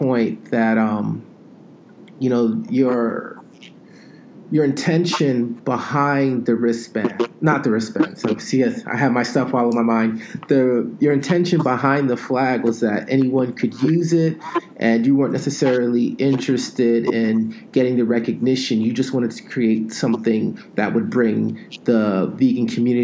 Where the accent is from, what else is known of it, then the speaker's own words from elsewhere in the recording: South Florida, United States; I'm from South Florida